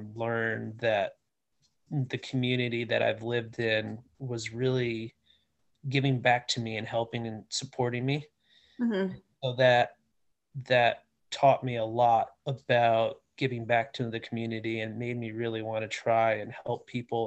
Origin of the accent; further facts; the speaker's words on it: United States; I'm born and raised in the Washington area.